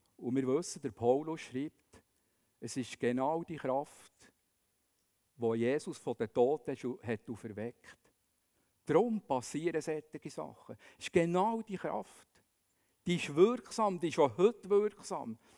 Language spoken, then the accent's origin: German; Bern, Switzerland; man würde vielleicht sagen als Berner